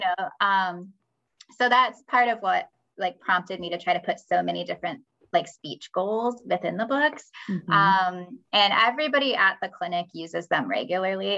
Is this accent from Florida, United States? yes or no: no; Michigan, United States; moved away; I'm from Michigan originally